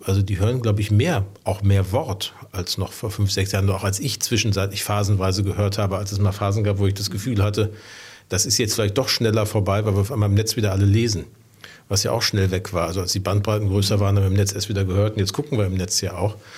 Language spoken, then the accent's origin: German; Ruhr area, North Rhine-Westphalia, Germany; now in Hamburg, Germany; ich bin im Ruhrgebiet groß geworden.